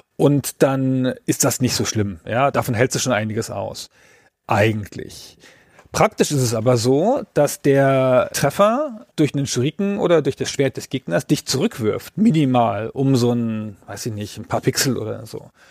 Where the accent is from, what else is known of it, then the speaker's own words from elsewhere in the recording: Baden-Württemberg, Germany; Ich komme ja aus Baden-Württemberg